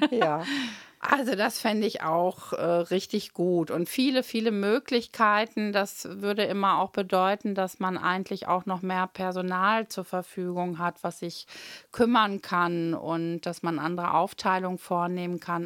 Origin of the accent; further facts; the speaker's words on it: Münster, North Rhine-Westphalia, Germany; Ich bin ja hier in Münster geboren und war auf der Paul-Gerd-Realschule